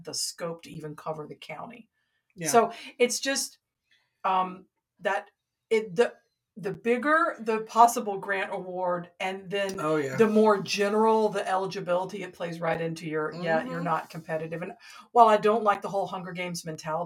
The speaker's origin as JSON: {"language": "English", "town": "Atlanta", "region": "Georgia", "country": "United States", "said": "I'm from Atlanta."}